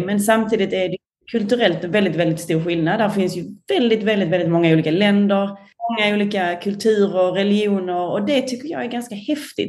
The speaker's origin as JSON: {"language": "Swedish", "country": "Sweden", "tie": "born or raised there", "also_born_or_lived": "London", "moved": "yes", "lives_now": "Singapore", "said": "självklart är jag ju en sån svensk"}